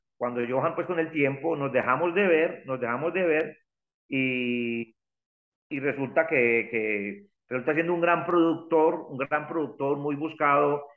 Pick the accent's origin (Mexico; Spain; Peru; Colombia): Colombia; El Santuario, Antioquia; mi pueblo el santuario